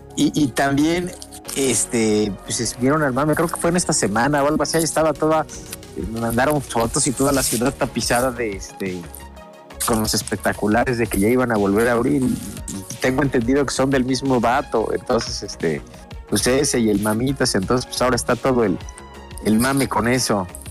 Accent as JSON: {"language": "Spanish", "region": "Puebla", "country": "Mexico", "said": "yo soy poblano"}